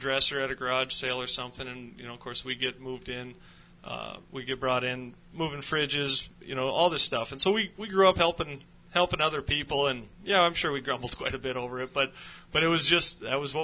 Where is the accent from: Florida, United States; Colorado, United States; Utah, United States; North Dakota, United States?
North Dakota, United States; Jamestown; I grew up in North Dakota, over in Jamestown on the eastern side of the state.